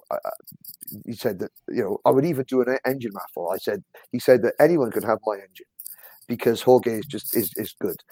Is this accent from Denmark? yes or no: no; Wales, United Kingdom; And I'm from Wales